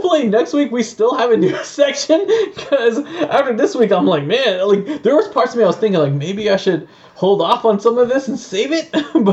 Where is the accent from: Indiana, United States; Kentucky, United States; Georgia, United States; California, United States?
Georgia, United States; We're from Georgia